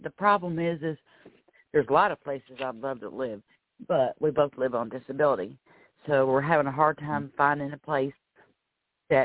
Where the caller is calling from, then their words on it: Florida, United States; I am calling from Florida.